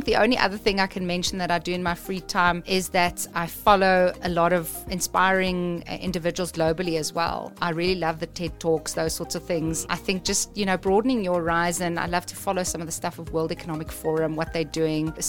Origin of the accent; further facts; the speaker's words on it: South Africa; I was born in South Africa